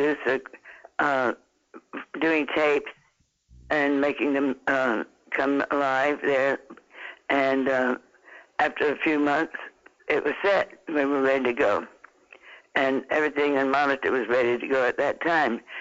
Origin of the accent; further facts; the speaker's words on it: Georgia, United States; I was born in Georgia